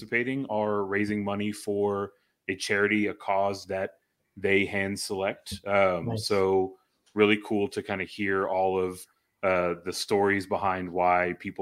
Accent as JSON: {"language": "English", "town": "Houston", "region": "Texas", "country": "United States", "tie": "born or raised there", "lives_now": "San Antonio, United States", "said": "Growing up in the Houston area"}